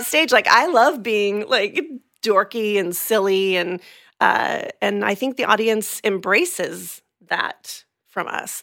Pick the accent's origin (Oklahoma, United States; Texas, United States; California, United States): California, United States; moved away as an adult; now in Orlando, United States; I'm originally from California, um, from the San Diego and L A areas. Moved here in two thousand three